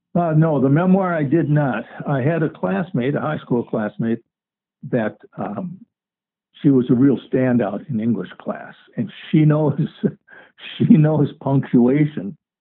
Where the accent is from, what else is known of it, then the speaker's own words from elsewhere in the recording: Mound, Minnesota, United States; I grew up in Mound, Minnesota, um, on an island